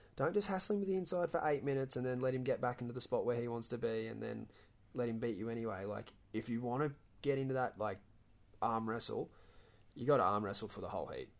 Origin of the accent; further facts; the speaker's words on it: Gold Coast, Queensland, Australia; I come from the Gold Coast